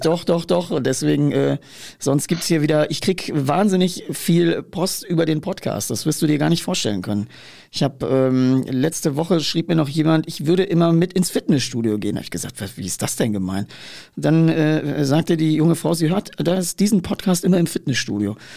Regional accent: Ruhr area, North Rhine-Westphalia, Germany; ich komme ja aus der Wiege des Ruhrgebiets

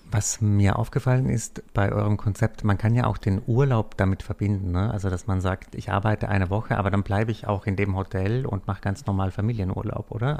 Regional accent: South Tyrol, Trentino-Alto Adige, Italy; ich arbeite manchmal auch in den Bergen in meiner Heimat in Südtirol

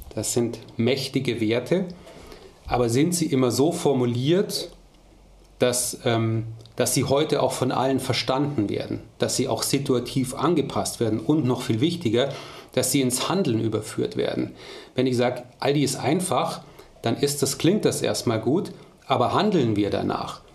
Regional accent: Munich, Bavaria, Germany; moved away as an adult; now in Ruhr area, Germany; als Münchner

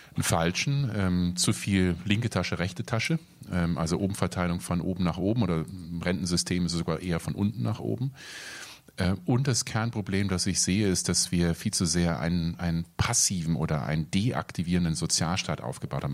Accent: Germany; also born or lived in North Rhine-Westphalia / Rhineland-Palatinate; now in Berlin, Germany; ich bin in Nordrhein-Westfalen aufgewachsen ähm, oder in Rheinland-Pfalz

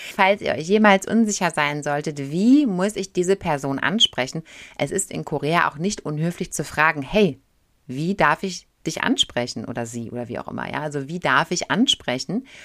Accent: Germany; als Deutscher

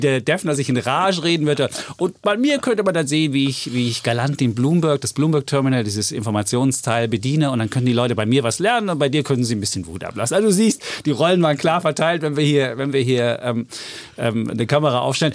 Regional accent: East Germany, Germany; als Ossi

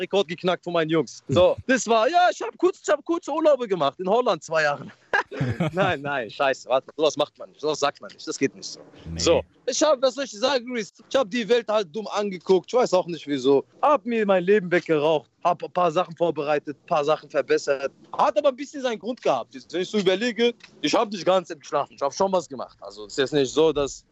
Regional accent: Morocco; now in Germany; Bei uns in Marokko

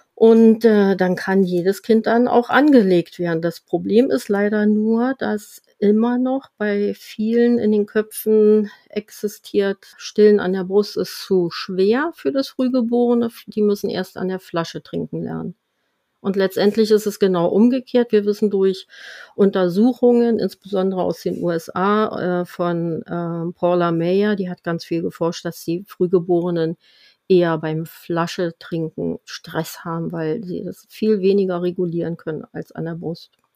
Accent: Germany; bei uns in Deutschland

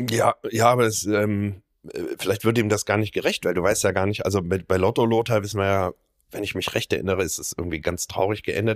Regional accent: Rhineland, Germany; als Rheinländer

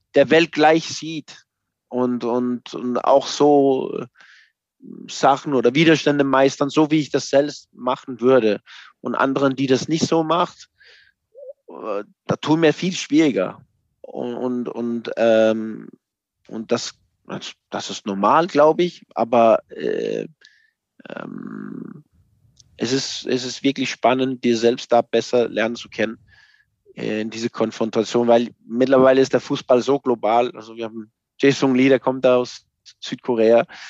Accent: Copenhagen, Capital Region of Denmark, Denmark; German is a second language; moved away as an adult; now in Mainz, Germany; ich bin aufgewachsen in Kopenhagen

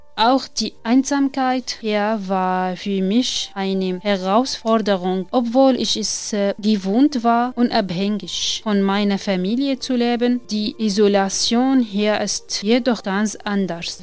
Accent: Syria; German is a second language; moved away as an adult; also born or lived in Damascus; now in Germany; komme aus Syrien

